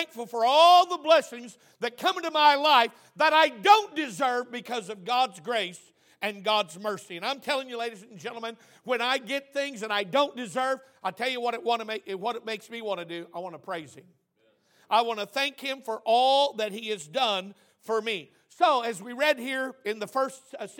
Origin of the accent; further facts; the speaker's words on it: Oklahoma, United States; I'm from Oklahoma